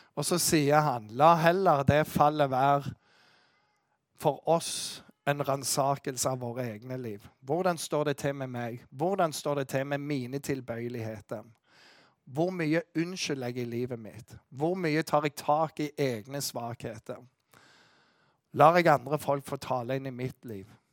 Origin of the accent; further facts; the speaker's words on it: Western Norway, Norway; Jeg kommer fra Vestlandet